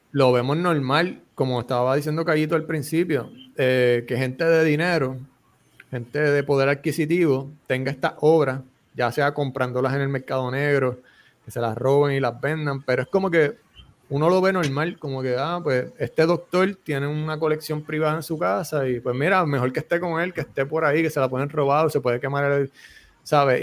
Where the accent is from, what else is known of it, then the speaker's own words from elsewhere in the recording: Bayamón, Puerto Rico; yo soy de Bayamón